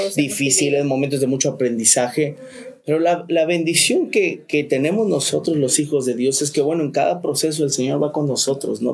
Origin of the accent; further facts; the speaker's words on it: Chiapas, Mexico; moved away as an adult; also born or lived in Tuxtla Gutiérrez; now in Cancún, Mexico; nos venimos a vivir aquí a Cancún, somos de Chiapas